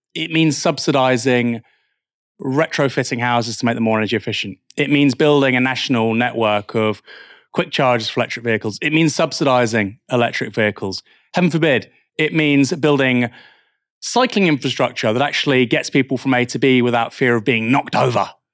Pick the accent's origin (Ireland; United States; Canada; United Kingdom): United Kingdom; Bournemouth, South West England; now in Portsmouth, United Kingdom; I'm from Bournemouth